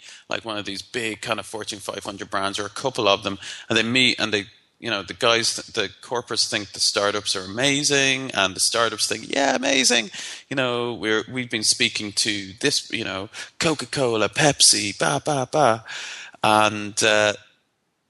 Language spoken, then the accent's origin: English; Ireland; I'm Irish